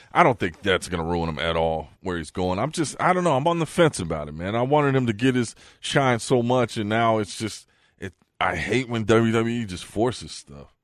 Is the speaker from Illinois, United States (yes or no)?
no; the Bay Area, California, United States; also born or lived in Fargo; now in Las Vegas, United States; I'm from the Bay.